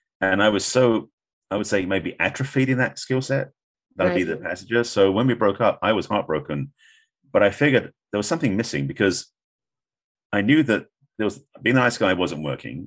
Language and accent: English; England, United Kingdom; moved away as an adult; now in United States; being English, I'd only been in America at this point, like maybe 5 years, 6 years. So my accent was even thicker